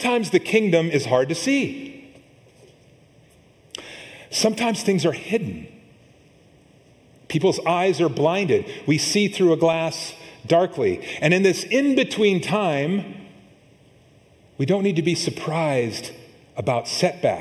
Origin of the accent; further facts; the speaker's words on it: Montana, United States; now in California, United States; I grew up in Montana